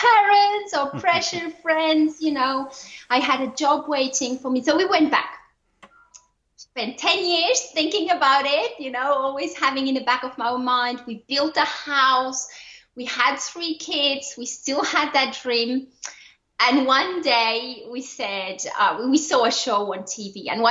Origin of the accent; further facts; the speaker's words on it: Switzerland; accent: French; English is a second language; moved away as an adult; now in Australia; I am originally from Switzerland, and now I live in Australia.